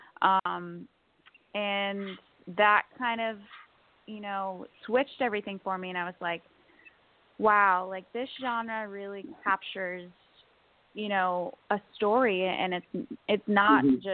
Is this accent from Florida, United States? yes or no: no; Connecticut, United States; also born or lived in New York; I am originally from Connecticut, born and raised there